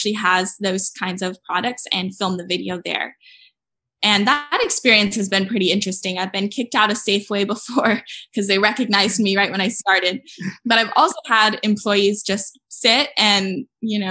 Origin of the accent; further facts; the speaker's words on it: San Diego, California, United States; moved away as an adult; now in Berkeley, United States; I'm from San Diego, but now I live in Berkeley